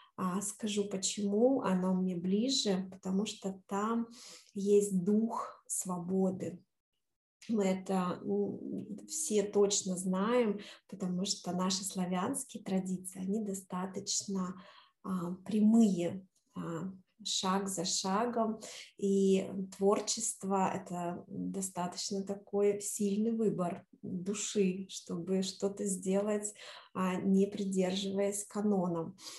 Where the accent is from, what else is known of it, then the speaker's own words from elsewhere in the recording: Novaya Lyalya, Sverdlovsk Oblast, Russia; also born or lived in Moscow, Russia; now in New York, United States; родилась я в маленьком городке под Екатеринбургом, который очень люблю теперь называть это название а, Новая Ляля. Маленький-маленький городочек, и всегда в детстве а, называли всех там а, москвичи. А мы кто? Мы были э, новолялинцы